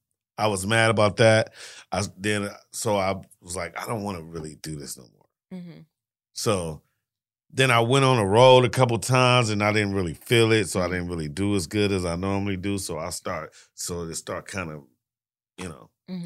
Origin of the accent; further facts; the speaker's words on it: Hollywood, California, United States; You know, I was raised in Hollywood.